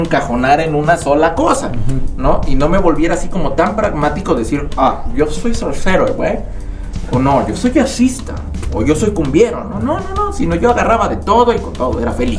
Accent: United States; los tres hermanos nacimos en Estados Unidos. Mi mamá eh, se fue como migrante a Estados Unidos y los tres hermanos somos pochos

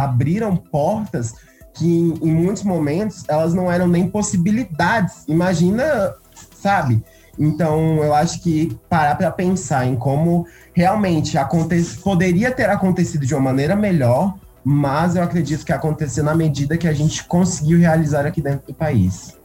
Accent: Primavera do Leste, Mato Grosso, Brazil; eu sou de Primavera do Leste, no Mato Grosso, eu sou de uma cidade do interior do Mato Grosso

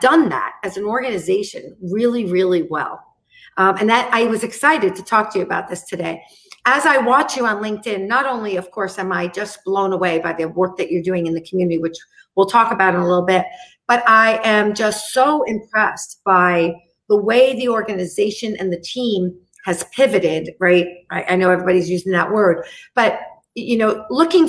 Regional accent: New York, United States; I'm from New York

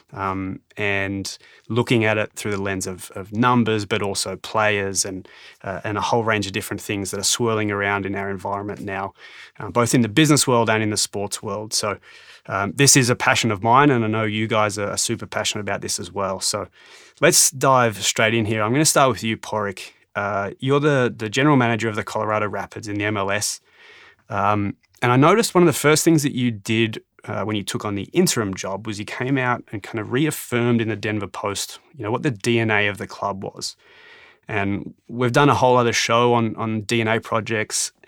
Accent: Canberra, Australian Capital Territory, Australia; I was born in Canberra

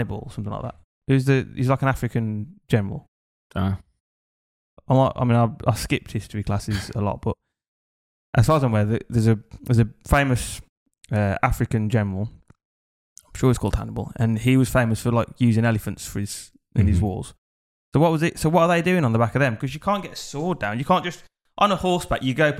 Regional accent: England, United Kingdom; now in Thailand; being English

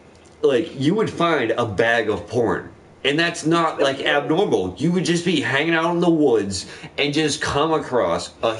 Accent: South Carolina, United States; We're in South Carolina. That's nice. You can't tell by my fucking accent, but I grew up here.

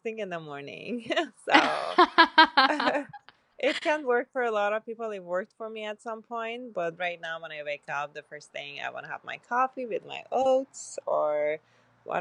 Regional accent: Tehran, Tehran Province, Iran; moved away as an adult; also born or lived in Virginia, United States; now in San Diego, United States; I grew up in Iran. I grew up in Tehran. That's where I was born.

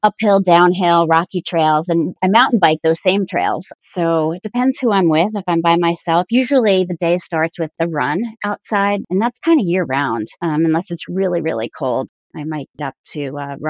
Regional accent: New Jersey, United States; I've always born and raised in New Jersey

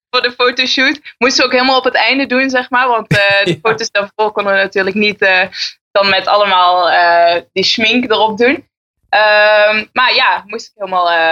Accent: Maastricht, Limburg, Netherlands; now in Enschede, Netherlands; ik kom uit Maastricht en ik woon in Enschede.

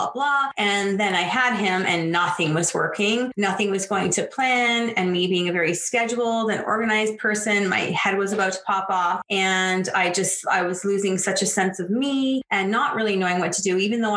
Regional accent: just outside of Toronto, Ontario, Canada; moved away as an adult; also born or lived in western Canada; I'm from Ontario, just outside of Toronto. I live here now. I was born and raised here.

